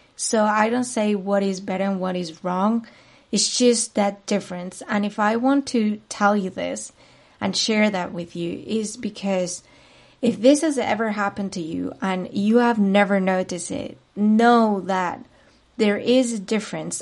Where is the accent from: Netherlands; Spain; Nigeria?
Spain; Madrid, Community of Madrid; moved away as an adult; now in Munich, Germany; I am originally from Spain, particularly from Madrid, the capital city, but I've been living for the past eight years in Munich, Germany.